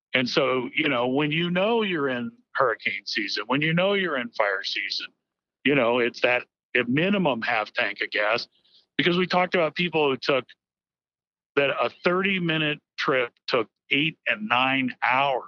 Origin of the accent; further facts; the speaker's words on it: Miami, Florida, United States; I grew up in Miami, Florida, and so hurricanes were a way of life